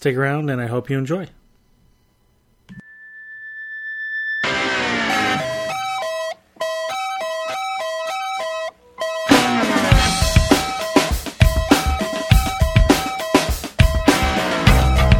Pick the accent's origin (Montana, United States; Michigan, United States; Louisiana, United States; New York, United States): New York, United States; Buffalo; I grew up in Buffalo where we ordered by the bucket